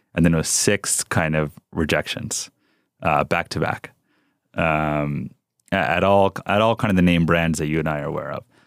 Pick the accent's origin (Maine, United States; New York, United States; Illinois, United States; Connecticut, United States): New York, United States; Rockland County; English is a second language; also born or lived in South Bronx, New York / California; now in Texas, United States; we grew up outside in New York City uh, uh, in a town called Rockland County